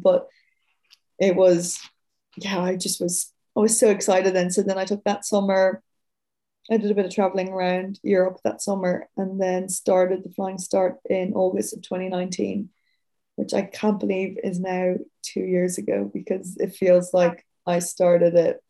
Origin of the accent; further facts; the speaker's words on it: Dublin, Leinster, Ireland; moved away as an adult; now in Sydney, Australia; I'm from Dublin City, like 10 minutes outside the city originally